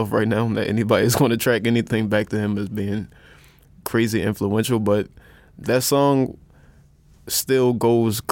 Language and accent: English; Baltimore, Maryland, United States; I'm from Baltimore